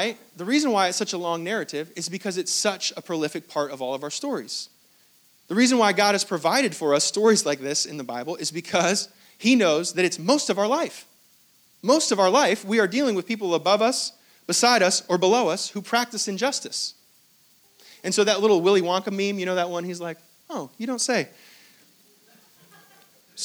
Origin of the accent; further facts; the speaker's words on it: Hong Kong; I was born in Hong Kong. I was not born in Israel.